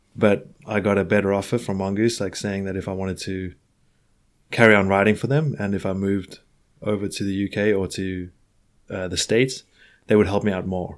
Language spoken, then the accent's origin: English; Johannesburg, Gauteng, South Africa; moved away as an adult; now in Hastings, United Kingdom; I'm from Johannesburg